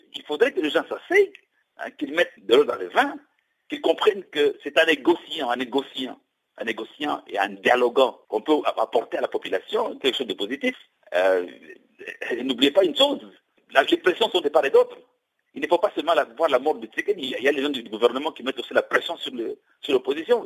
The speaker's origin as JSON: {"language": "French", "country": "DR Congo", "said": "chez nous, au Congo"}